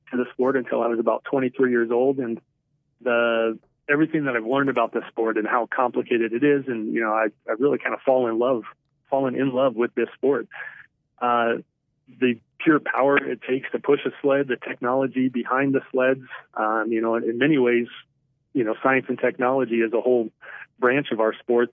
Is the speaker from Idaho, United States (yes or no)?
no; Shelby, Nebraska, United States; I grew up in Shelby, Nebraska, which is a town of 690 people.